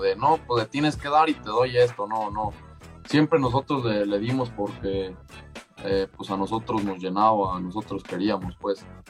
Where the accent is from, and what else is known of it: Mexico